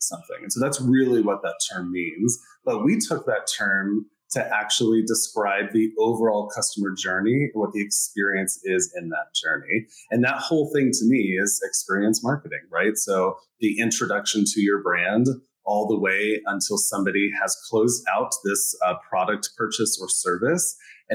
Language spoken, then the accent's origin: English; Colorado, United States; moved away as an adult; also born or lived in New York City; now in Tampa, United States; I'm originally from Colorado